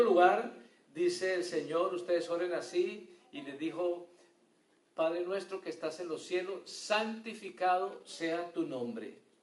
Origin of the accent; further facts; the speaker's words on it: Colombia; moved away; Allá en mi pueblo, en Colombia